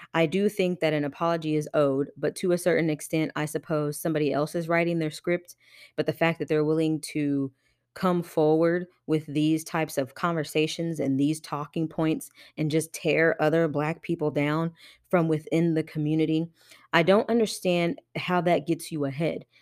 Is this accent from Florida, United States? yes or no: no; Johnson County, Kansas, United States; also born or lived in Wyandotte County, Kansas; I grew up in Johnson County, and this is in Kansas